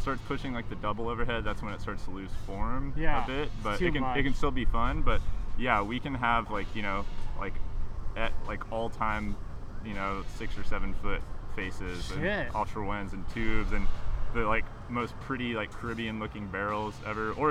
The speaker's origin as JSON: {"language": "English", "town": "Corpus Christi", "region": "Texas", "country": "United States", "tie": "born or raised there", "also_born_or_lived": "Austin, Texas", "moved": "as an adult", "said": "I'm from Corpus Christi, Texas. I lived there 18 years, and that's where I learned how to surf."}